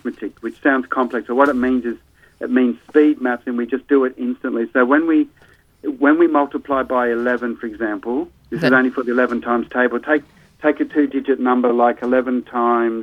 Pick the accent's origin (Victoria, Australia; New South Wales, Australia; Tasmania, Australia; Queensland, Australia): New South Wales, Australia; Sydney; in my 20s when I grew up in Sydney